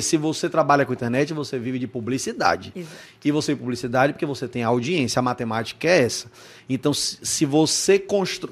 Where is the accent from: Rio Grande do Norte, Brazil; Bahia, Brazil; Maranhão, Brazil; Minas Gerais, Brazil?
Bahia, Brazil; Salvador; A gente é de Salvador.